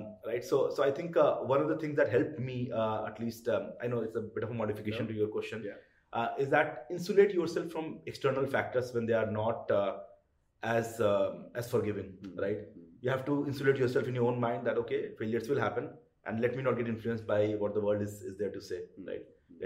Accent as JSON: {"language": "English", "town": "Kolkata", "region": "West Bengal", "country": "India", "tie": "born or raised there", "moved": "yes", "said": "I grew up in Calcutta"}